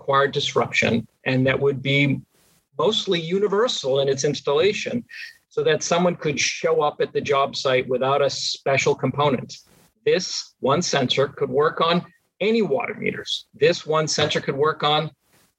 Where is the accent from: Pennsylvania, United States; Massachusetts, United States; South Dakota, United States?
Massachusetts, United States; outside of Boston; moved away; I grew up outside of Boston